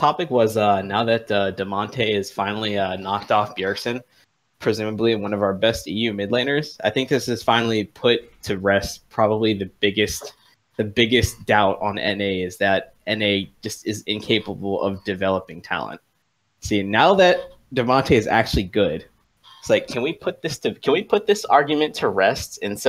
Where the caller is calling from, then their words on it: Washington, District of Columbia, United States; … from Washington, D.C.